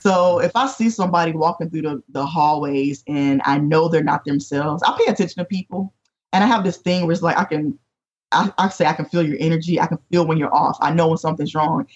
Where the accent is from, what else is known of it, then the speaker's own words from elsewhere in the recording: North Carolina, United States; moved away as an adult; also born or lived in Chicago area; now in Chesapeake, United States; I was from North Carolina.